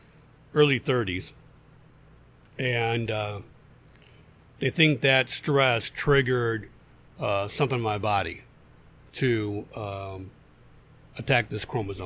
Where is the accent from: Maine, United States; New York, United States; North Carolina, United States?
Maine, United States; Ellsworth; born there; also born or lived in Pennsylvania; now in Griffith, United States; And I was born in Ellsworth, which is a couple of towns over from that. So that's how I ended up in Maine.